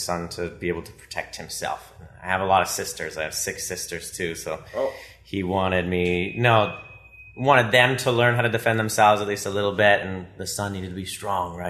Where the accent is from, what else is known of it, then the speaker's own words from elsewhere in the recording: Ottawa, Ontario, Canada; I've been born and raised in Ottawa